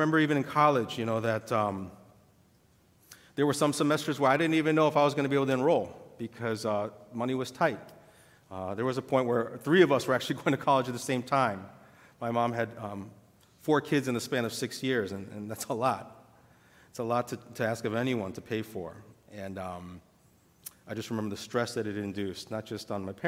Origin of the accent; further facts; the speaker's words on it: St. Louis, Missouri, United States; My dad and my parents immigrated here just before I was born from Korea.